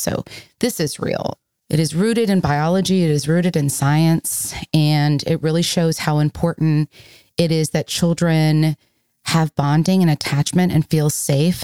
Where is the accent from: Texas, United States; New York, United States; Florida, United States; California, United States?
Florida, United States; Miami; I am from Miami, Florida